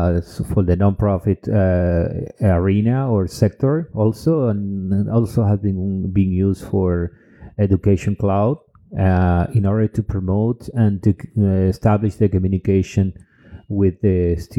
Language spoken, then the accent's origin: English; Cuba; English is a second language; also born or lived in Dominican Republic; now in Europe; I'm original from Cuba and Dominican Republic, but I have been living in Europe for several years, almost a decade.